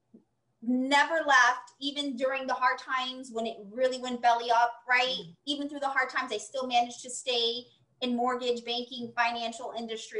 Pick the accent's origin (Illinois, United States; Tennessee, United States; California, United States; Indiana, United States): Illinois, United States; Chicago; my hometown of Chicago